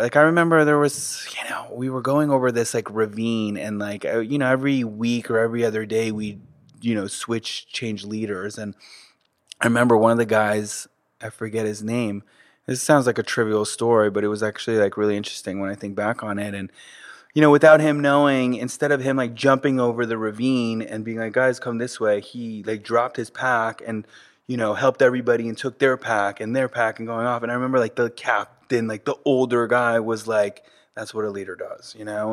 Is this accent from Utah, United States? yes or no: no; South Florida, United States; first language French; English is a second language; also born or lived in Manhattan, New York City / southwest of France; until, like, kindergarten, I was in the southwest of France, and then after that, we moved to South Florida